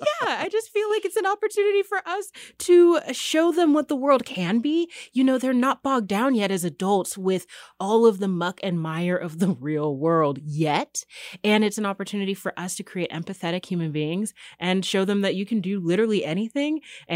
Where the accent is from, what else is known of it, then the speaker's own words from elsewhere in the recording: California, United States; moved away; I come from the San Francisco Bay Area, where we're competing with the booming tech industry